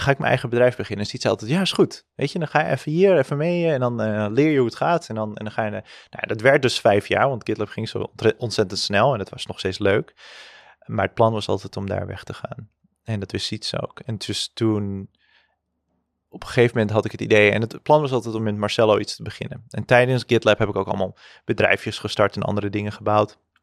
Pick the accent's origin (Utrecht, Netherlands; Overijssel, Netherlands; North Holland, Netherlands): North Holland, Netherlands; Zaandam; ik ben opgegroeid in Zandam